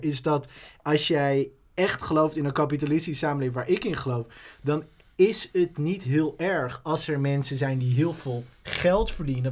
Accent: Amstelveen, North Holland, Netherlands; ik ben opgegroeid in Amstelveen.

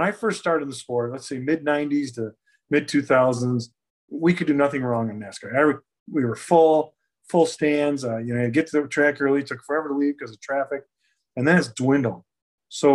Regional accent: Buffalo, New York, United States; now in Mooresville, United States; I'm from Buffalo

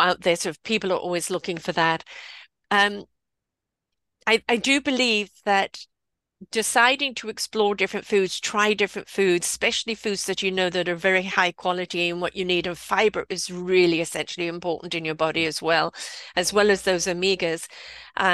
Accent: England, United Kingdom; moved away; also born or lived in South Africa; I was brought up in England

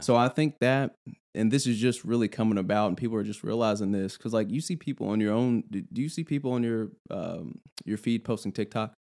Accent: Louisville, Kentucky, United States; I'm from Louisville

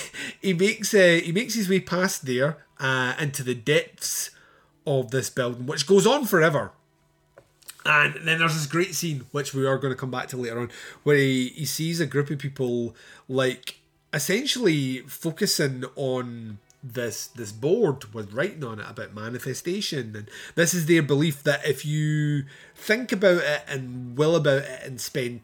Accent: Scotland, United Kingdom; I'm Scottish

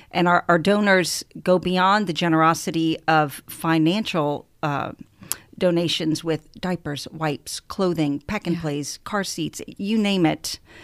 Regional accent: New Orleans, Louisiana, United States; I hail from New Orleans

